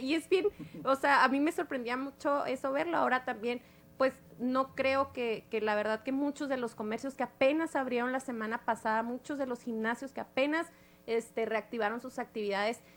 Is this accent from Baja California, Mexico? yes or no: no; Nuevo Casas Grandes, Chihuahua, Mexico; del municipio donde yo soy, de Nuevo Casas Grandes